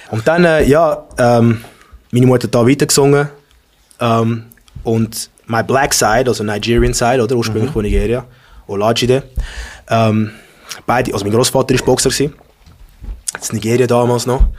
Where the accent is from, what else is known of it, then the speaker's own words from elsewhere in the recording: Canada; weil wir sind ursprünglich, also aus Kanada, oder? Ich bin Afro-Kanadier